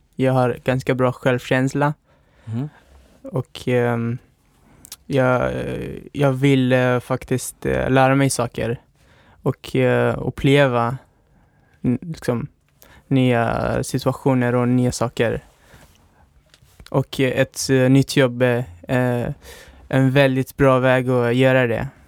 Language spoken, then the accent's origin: Swedish; Pakistan; Swedish is a second language; also born or lived in Afghanistan; now in Sweden; Jag uh, är född och uppväxt i Pakistan men har min ursprung i Afghanistan